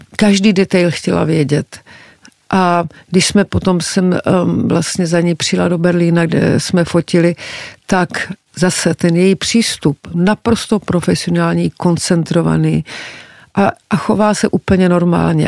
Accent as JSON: {"language": "Czech", "country": "Czechia", "said": "jsem z Československa"}